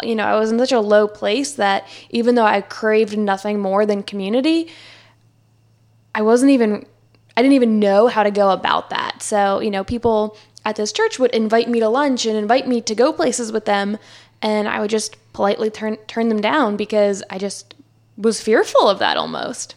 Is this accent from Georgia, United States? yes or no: no; New Jersey, United States; moved away as an adult; also born or lived in Philadelphia; now in Charlotte, United States; I grew up in New Jersey.